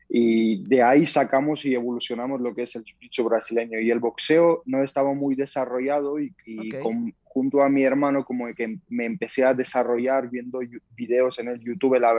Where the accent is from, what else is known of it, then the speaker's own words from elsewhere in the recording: Georgia; Spanish is a second language; also born or lived in Germany; now in Spain; Bueno, pues yo soy de origen de Georgia, mis padres son de origen de Georgia, nací en Alemania, entonces, mis comienzos en el deporte fueron en Georgia